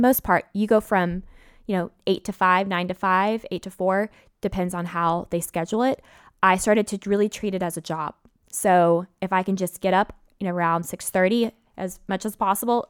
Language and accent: English; Memphis, Tennessee, United States; moved away; I'm from Memphis